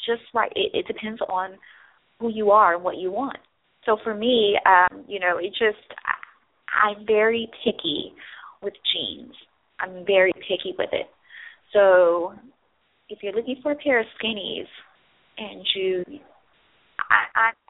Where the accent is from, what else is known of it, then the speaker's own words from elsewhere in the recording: Midwest, United States; moved away; I'm from the Midwest